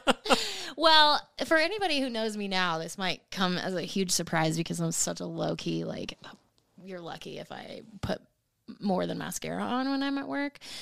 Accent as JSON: {"language": "English", "town": "Portland", "country": "United States", "tie": "born or raised there", "also_born_or_lived": "Washington", "moved": "as an adult", "lives_now": "Nashville, United States", "said": "still in Portland. Just 'cause it was my hometown"}